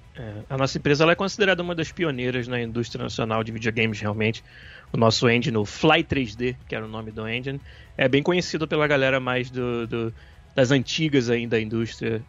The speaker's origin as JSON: {"language": "Portuguese", "town": "Niterói", "region": "Rio de Janeiro", "country": "Brazil", "said": "em Niterói, que é a cidade, na verdade, de onde eu, de onde eu sou"}